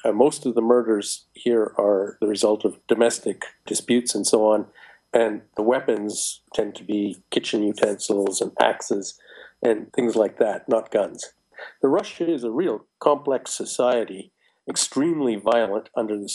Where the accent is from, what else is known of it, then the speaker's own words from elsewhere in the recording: Canada; I'm personally Canadian